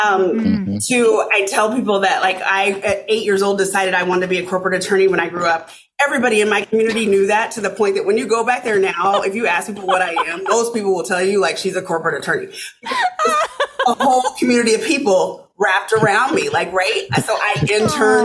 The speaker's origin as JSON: {"language": "English", "town": "Arkansas City", "region": "Kansas", "country": "United States", "tie": "born or raised there", "also_born_or_lived": "Omaha, Nebraska", "moved": "as an adult", "lives_now": "Minnesota, United States", "said": "I grew up in a small town south of Wichita, Kansas, called Arkansas City, Kansas"}